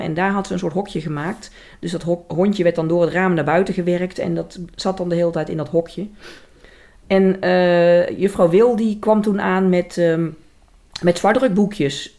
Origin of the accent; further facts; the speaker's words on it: Velp, Gelderland, Netherlands; accent: zachte G; in Velp, waar ik vandaan kom